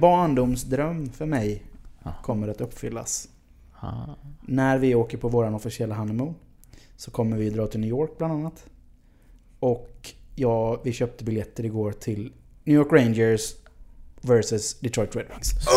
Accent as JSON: {"language": "Swedish", "country": "Sweden", "said": "som svensk"}